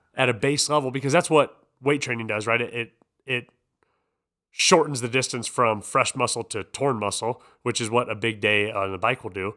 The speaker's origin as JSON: {"language": "English", "region": "Iowa", "country": "United States", "said": "I'm a dude from Iowa"}